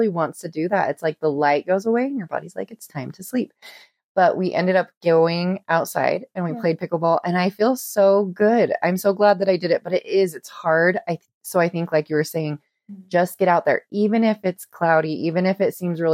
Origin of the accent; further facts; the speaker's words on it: Costa Rica; I'm from Costa Rica